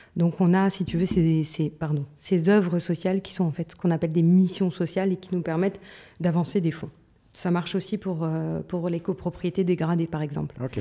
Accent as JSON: {"language": "French", "area": "Moselle-Est", "region": "Grand Est", "country": "France", "said": "je viens de Moselle-Est, donc si tu veux des mots bizarres, je vais pouvoir t'en donner plein"}